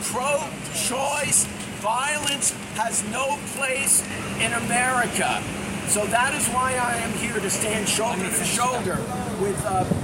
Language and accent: English; Washington, District of Columbia, United States; Monday, in my hometown of DC, there's a group called Shutdown DC